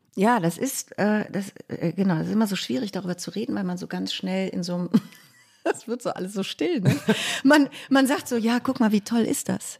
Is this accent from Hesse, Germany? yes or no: no; Cologne, North Rhine-Westphalia, Germany; das war mein erster Versuch, aus Köln wegzukommen